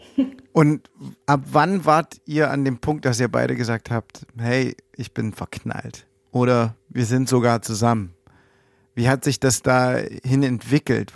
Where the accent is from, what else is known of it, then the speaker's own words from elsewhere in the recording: Germany; bei uns in Deutschland